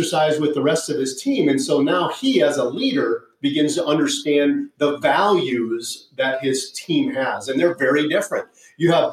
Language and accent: English; Upper Peninsula of Michigan, United States; moved away as an adult; I grew up in the Upper Peninsula of Michigan. That's where I was raised